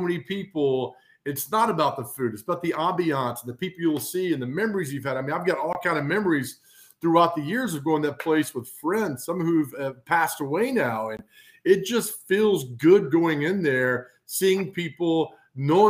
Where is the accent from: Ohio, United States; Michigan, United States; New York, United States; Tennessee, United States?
Tennessee, United States; Nashville; I am from Nashville, but more importantly, Donelson, Hermitage, Old Hickory, parts of Mount Juliet is where I grew up